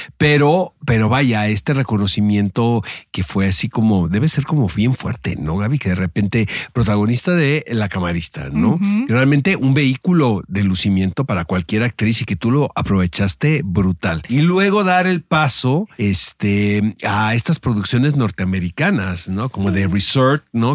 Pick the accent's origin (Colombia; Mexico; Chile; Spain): Mexico; northern Mexico; now in Mexico City, Mexico; Yo la verdad que soy súper norteño